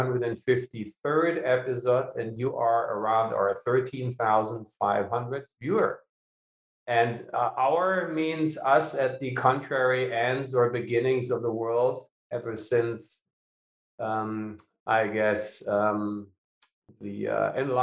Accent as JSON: {"language": "English", "region": "Lower Saxony", "country": "Germany", "tie": "born or raised there", "said": "Annalena Baerbock, is also from my hometown"}